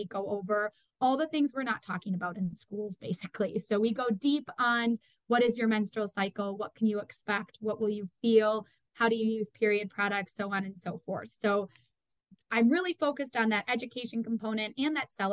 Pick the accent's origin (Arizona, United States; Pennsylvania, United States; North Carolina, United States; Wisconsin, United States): Wisconsin, United States; Madison; I grew up in Madison, Wisconsin